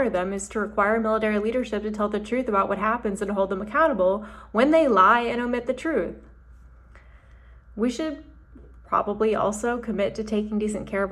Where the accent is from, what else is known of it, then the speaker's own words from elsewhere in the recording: Huntsville, Alabama, United States; My dad is career Army, and I grew up in Huntsville, a military town